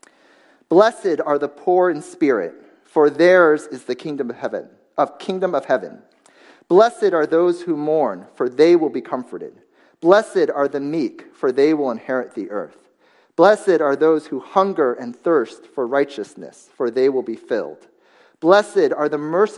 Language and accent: English; United States; moved away; my hometown newspaper online, the Washington Post